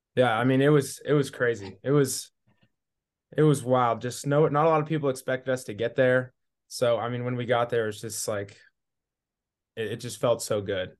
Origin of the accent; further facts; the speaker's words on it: Newport, Washington, United States; moved away; also born or lived in Montana; I'm from Newport, Washington, so a small little one A school.